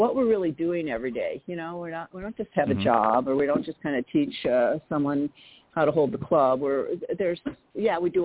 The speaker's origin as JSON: {"language": "English", "town": "Milwaukee", "region": "Wisconsin", "country": "United States", "tie": "born or raised there", "said": "I grew up in Milwaukee, Wisconsin"}